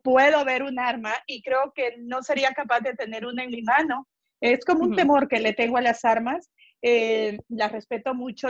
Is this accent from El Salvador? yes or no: yes; El Salvador; moved away; Yo siempre quise ser policía en mi país, El Salvador